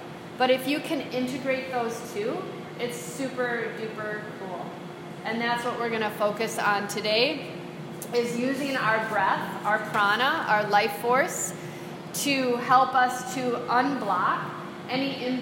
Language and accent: English; United States; I'm an American